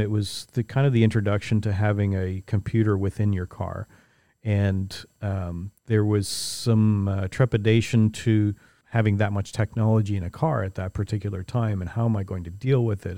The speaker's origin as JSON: {"language": "English", "town": "St. Catharines", "region": "Ontario", "country": "Canada", "tie": "born or raised there", "said": "I grew up in Saint Catharines, uh, just the other side of the lake from where we are now"}